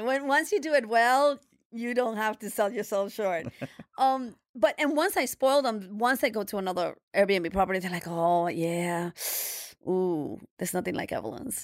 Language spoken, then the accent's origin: English; New York City, New York, United States; we're New Yorkers or we're from Brooklyn